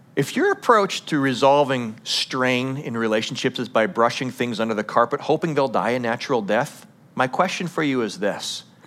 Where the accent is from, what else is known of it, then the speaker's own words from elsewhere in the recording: United States; as an American culture